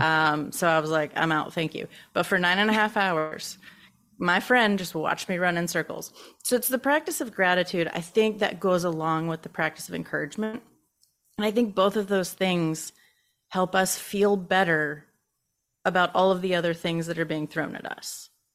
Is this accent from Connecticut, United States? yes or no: no; Baton Rouge, Louisiana, United States; I am from Baton Rouge, Louisiana